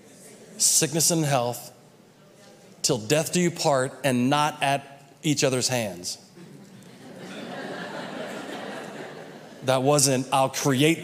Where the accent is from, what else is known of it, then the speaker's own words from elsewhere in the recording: United States; we were raised in the United States